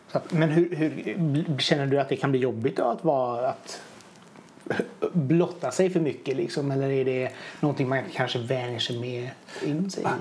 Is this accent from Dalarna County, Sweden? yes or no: no; Hunnebostrand, Västra Götaland, Sweden; Jag är ju från Bohuslän själv.